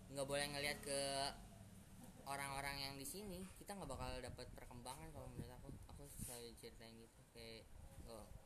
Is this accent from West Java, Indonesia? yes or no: no; Jakarta, Indonesia; kalau aku dari Jakarta sih dari Jakarta